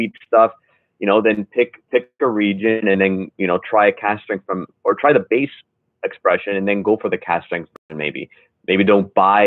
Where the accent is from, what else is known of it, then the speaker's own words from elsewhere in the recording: Canada; as a Canadian